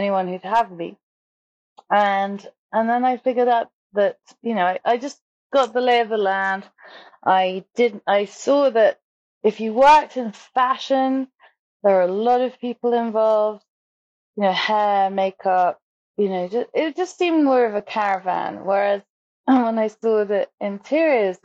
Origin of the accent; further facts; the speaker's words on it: South East England, United Kingdom; I grew up just outside London